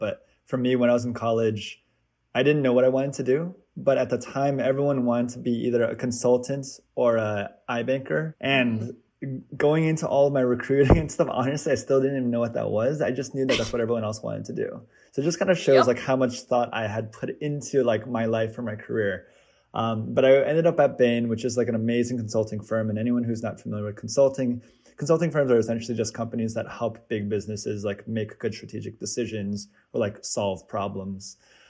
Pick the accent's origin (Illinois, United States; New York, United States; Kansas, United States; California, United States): Kansas, United States; also born or lived in Seattle, Washington; I am Korean American. I was actually born in Seattle, Washington, but moved around quite a bit and spent most of my childhood actually growing up in Kansas, which is rare.